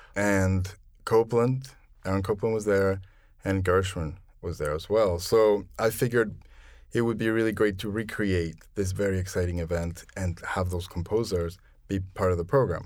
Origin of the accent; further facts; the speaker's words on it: Mexico City, Mexico; moved away as an adult; also born or lived in Philadelphia; now in New York, United States; I'm originally from Mexico City, and I've lived in New York for about twenty-five years